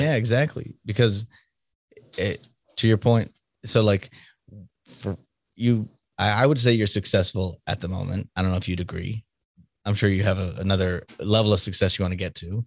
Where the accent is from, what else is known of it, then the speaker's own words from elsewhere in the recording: Boston, Massachusetts, United States; I'm from Boston, so, like, my tone sucks sometimes